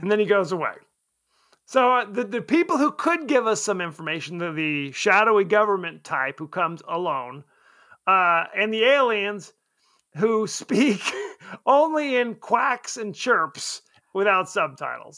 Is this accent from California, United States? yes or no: yes; Palm Springs, California, United States; we grew up in Palm Springs